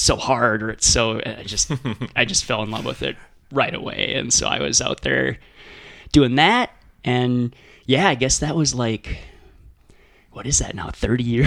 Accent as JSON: {"language": "English", "town": "Moorhead", "region": "Minnesota", "country": "United States", "tie": "born or raised there", "lives_now": "Duluth, United States", "said": "I was born in Minneapolis, but my family quickly moved to Fargo area, Moorhead, actually, up in the Northland."}